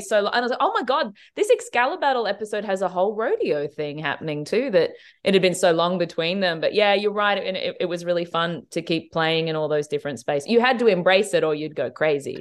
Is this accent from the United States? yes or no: no; Australia; as an Australian